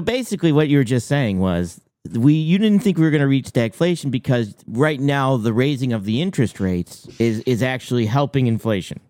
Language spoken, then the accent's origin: English; Maine, United States; I'm from Maine